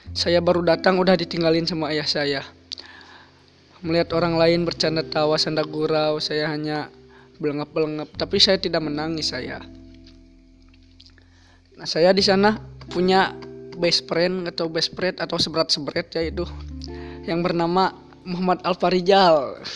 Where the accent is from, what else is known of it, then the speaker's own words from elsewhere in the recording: Bogor, West Java, Indonesia; born there; Saya lahir di Bogor tapi tinggal di Burujul, entah kenapa.